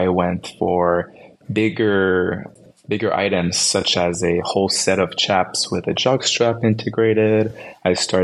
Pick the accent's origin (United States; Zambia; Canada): Canada; I'm from Canada.